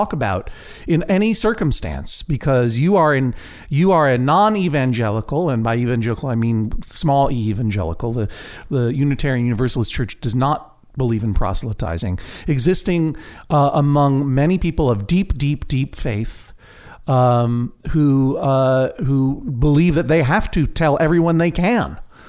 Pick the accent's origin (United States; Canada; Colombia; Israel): United States; Brookline, Massachusetts; we were growing up in Brookline